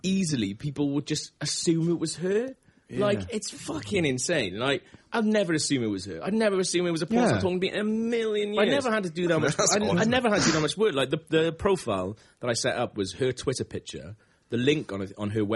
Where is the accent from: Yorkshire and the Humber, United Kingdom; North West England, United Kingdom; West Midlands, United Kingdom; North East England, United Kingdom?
Yorkshire and the Humber, United Kingdom; Leeds; accent: British; I am British. I'm from Leeds